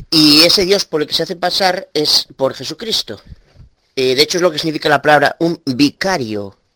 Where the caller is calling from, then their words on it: Galicia, Spain; bueno, soy abuelo de Galicia, España. Quiero hacerte una pregunta, Tito.